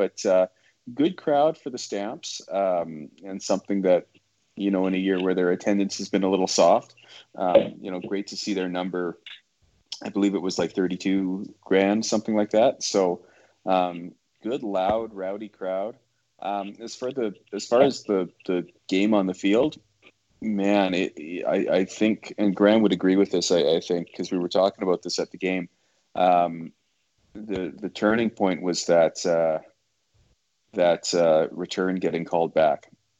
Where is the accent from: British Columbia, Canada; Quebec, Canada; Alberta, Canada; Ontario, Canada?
Alberta, Canada; Edmonton; moved away; Like every year, I moved here in 2011 from Edmonton, which was the last year that the Esks won this stupid thing.